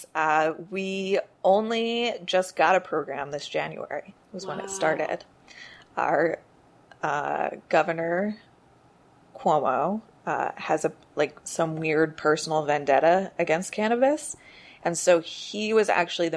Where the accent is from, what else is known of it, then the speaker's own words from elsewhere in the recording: New Jersey, United States; now in New York, United States; I'm originally from New Jersey